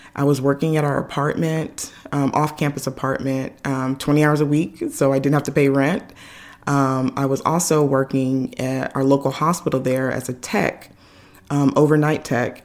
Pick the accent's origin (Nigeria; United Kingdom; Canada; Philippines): Nigeria; me being Nigerian, you know, all the aunties and uncles want to come over and cook and do all those things